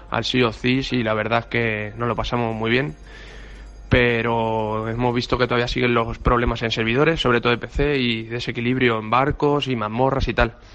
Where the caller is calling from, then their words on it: Aranjuez, Community of Madrid, Spain; Hola chicos … de Aranjuez.